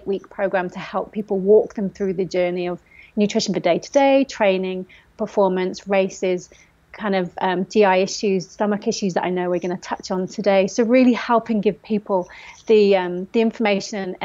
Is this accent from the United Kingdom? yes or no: yes; Forest of Dean, South West England, United Kingdom; I grew up in the Forest of Dean